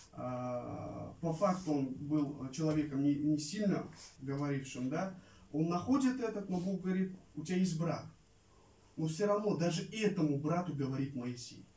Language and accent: Russian; Kokand, Fergana Region, Uzbekistan; moved away as an adult; я родился и вырос в Узбекистане, в Ферганской э, долине, в Ферганской области, в городе Каканде